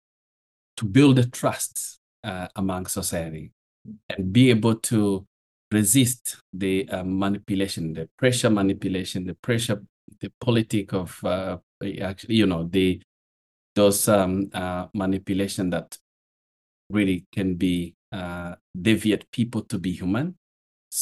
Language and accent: English; Rwanda; also born or lived in Burundi; I'm from Rwanda, I'm based in Kigali